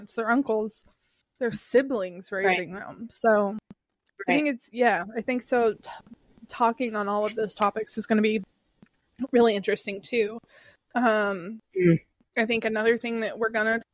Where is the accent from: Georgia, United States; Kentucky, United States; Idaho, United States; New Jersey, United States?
Kentucky, United States; I'm from Kentucky